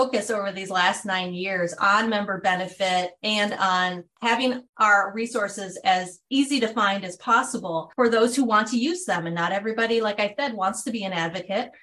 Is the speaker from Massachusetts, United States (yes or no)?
no; Buffalo, New York, United States; moved away as an adult; now in Washington, DC, United States; I'm from Buffalo, New York.